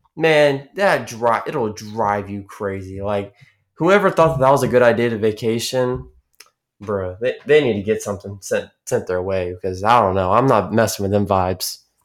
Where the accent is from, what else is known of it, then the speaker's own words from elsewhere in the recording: Texas, United States; I am seventeen and I'm from Texas